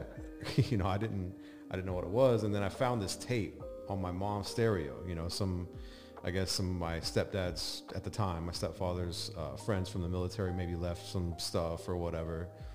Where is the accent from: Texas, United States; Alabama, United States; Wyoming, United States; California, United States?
Wyoming, United States; Casper; born there; now in Las Vegas, United States; Well, I mean, I claim Vegas. I've been here the longest, but I moved around a ton as a kid. I was actually born in Casper, Wyoming, but that lasted like 6 months.